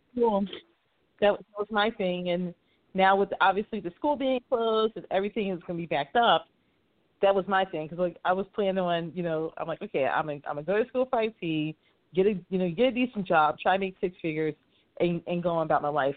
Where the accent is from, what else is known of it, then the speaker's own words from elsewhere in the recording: Philadelphia, Pennsylvania, United States; also born or lived in near Cincinnati, Ohio; now in Cincinnati area, United States; I'm from Philly originally